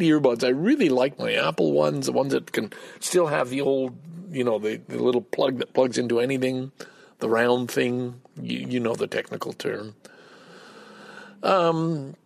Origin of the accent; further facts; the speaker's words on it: Canada; I'm Canadian-born. I'm a Canadian